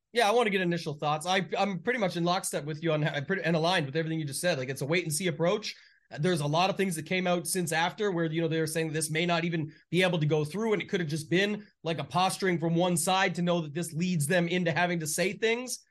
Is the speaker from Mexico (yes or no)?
no; Canada; being Canadian